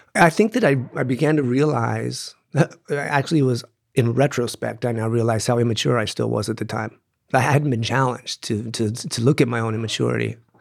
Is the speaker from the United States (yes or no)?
yes; Tucson, Arizona, United States; I grew up here in Tucson